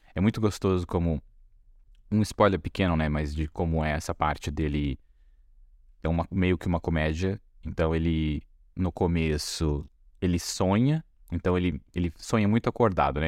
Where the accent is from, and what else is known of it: Brazil